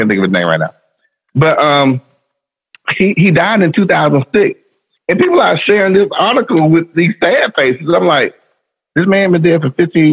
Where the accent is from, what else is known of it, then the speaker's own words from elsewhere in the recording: Alabama, United States; I'm from Alabama. Like, I'm in Birmingham, Alabama.